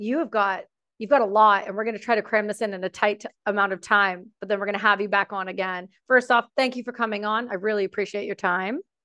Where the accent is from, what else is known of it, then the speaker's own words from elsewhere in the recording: Canada; I'm Canadian